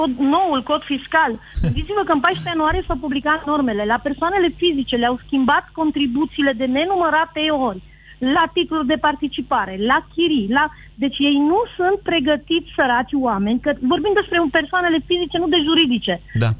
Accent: Transylvania, Romania; eu sunt din Ardeal

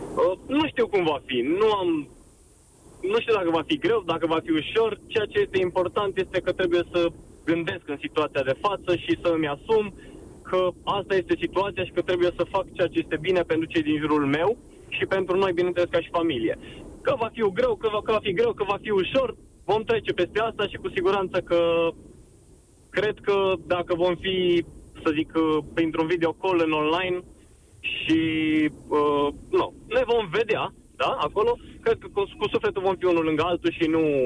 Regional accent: Brașov, Brașov County, Romania; sunt din Brașov

